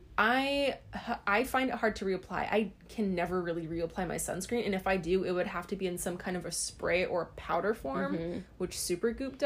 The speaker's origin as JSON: {"language": "English", "region": "Hawaii", "country": "United States", "tie": "born or raised there", "said": "We grew up in Hawaii"}